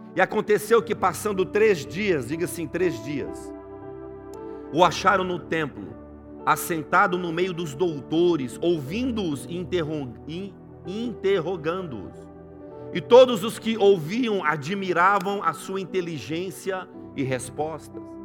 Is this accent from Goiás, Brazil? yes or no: yes; Goiás, Brazil; now in Swindon, United Kingdom; eu que vim de Goiás